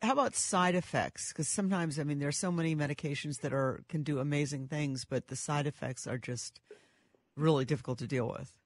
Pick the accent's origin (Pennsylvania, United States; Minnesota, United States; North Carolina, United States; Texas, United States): Minnesota, United States; I'm from Minnesota